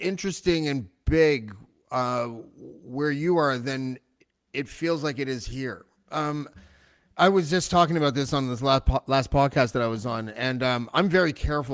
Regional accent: Montreal, Quebec, Canada; I was born in Montreal

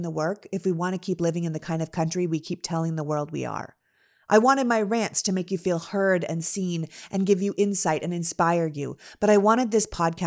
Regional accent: Canada; now in United States; I was born and raised in Canada. And although I'm an American citizen now

